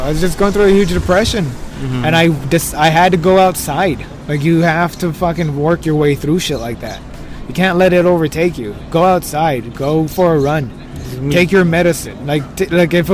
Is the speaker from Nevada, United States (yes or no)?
no; El Monte, California, United States; I was raised in Almonte, California